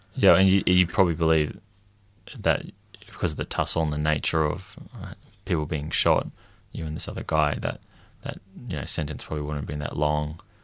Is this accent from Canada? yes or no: no; Queensland, Australia; now in Victoria, Australia; I met him down here in Victoria, even though we're both from Queensland